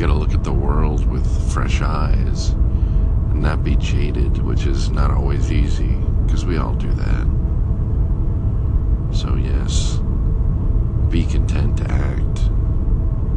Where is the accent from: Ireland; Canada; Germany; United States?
United States; Lakewood, California; I'm from California, and he said, I'm from California, and I said, well, I was born in Lakewood